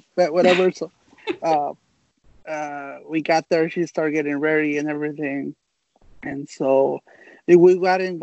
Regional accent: Mexico; English is a second language; also born or lived in United States; now in San Diego, United States; my parents took me back to Mexico when I was about 3 years old or something like that. So I lived there in Mexico most of my life

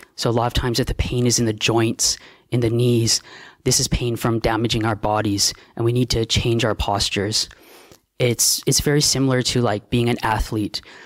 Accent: Canada; also born or lived in Australia; now in Thailand; I'm a Canadian monk

